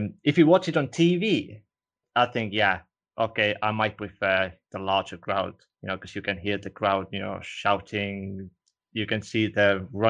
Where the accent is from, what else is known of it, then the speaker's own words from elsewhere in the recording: Estonia; first language Estonian; English is a second language; now in United Kingdom; I'm originally from Estonia, which means Estonian is also my first language.